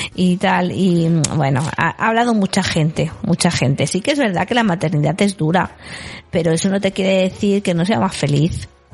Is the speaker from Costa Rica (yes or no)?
no; Galicia, Spain; moved away; yo en mi pueblo, en Galicia